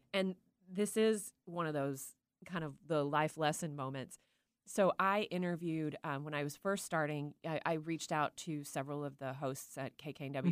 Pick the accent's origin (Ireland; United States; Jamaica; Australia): United States; Tyler, Texas; now in Seattle, United States; growing up in Tyler, Texas